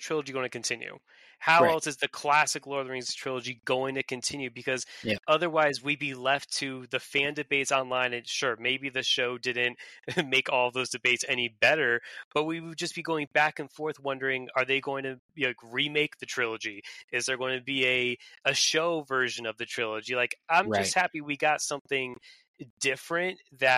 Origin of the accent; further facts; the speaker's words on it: Connecticut, United States; moved away as an adult; also born or lived in Vermont / Massachusetts / South Carolina; now in Pennsylvania, United States; I was born and raised in Connecticut